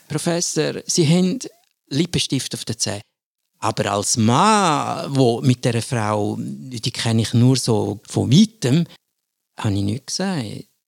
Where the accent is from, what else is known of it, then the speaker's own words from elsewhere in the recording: German-speaking Switzerland, Switzerland; bei uns in der Schweiz der Normalfall, also in der Deutschschweiz